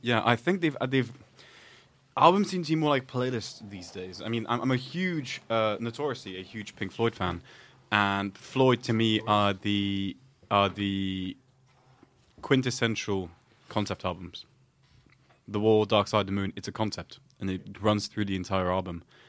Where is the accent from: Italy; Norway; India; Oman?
Oman; moved away; also born or lived in south of France / Belgium; I grew up in Oman